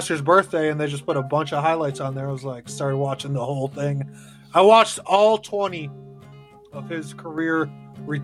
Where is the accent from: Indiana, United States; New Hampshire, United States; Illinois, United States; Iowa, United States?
Illinois, United States; now in Arizona, United States; my home state, Illinois